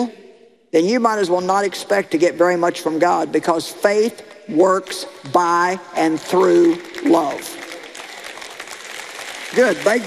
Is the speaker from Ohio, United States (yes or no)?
no; Missouri, United States; I come from Missouri, the show me state.